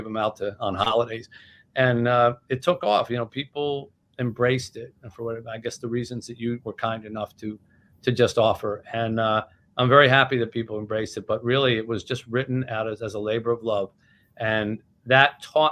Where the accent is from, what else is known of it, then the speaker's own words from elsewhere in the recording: New Jersey, United States; I grew up in Jersey, it's part of your language